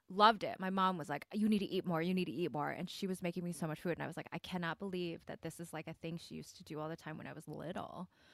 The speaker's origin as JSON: {"language": "English", "region": "Midwest", "country": "United States", "tie": "born or raised there", "also_born_or_lived": "Michigan", "accent": "Michigan Korean; Midwest Korean", "moved": "yes", "lives_now": "Los Angeles, United States", "said": "I grew up in the Midwest"}